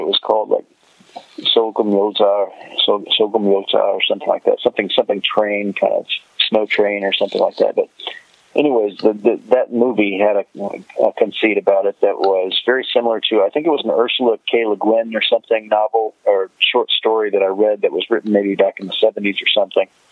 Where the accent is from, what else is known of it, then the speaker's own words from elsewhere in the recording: United States; we as American viewers